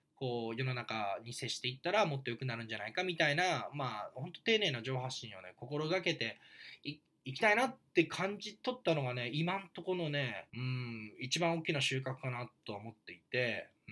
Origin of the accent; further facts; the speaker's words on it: Japan; moved away as an adult; also born or lived in Vancouver, Canada; 日本っていうこの生まれ育ったですね愛する土壌